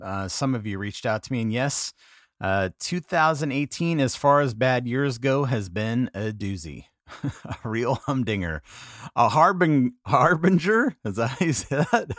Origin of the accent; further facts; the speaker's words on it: San Diego, California, United States; moved away; it was good to be back in my hometown where I went to junior high and high school